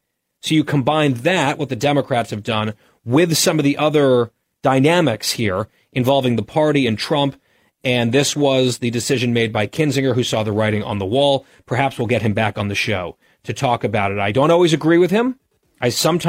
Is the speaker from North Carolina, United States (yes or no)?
no; Ridgewood, New Jersey, United States; my hometown, Ridgewood, New Jersey